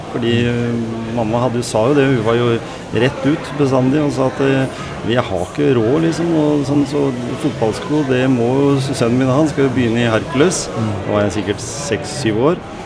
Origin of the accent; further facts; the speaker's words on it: Skien, Telemark, Norway; jeg har vokst opp i Gråten